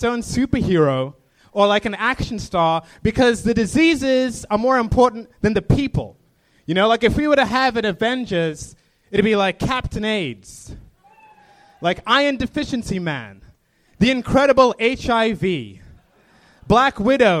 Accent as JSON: {"language": "English", "country": "Zimbabwe", "moved": "yes", "lives_now": "Los Angeles, United States", "said": "I'm from Zimbabwe. Coming to LA, I didn't realize how behind the times we are in my country."}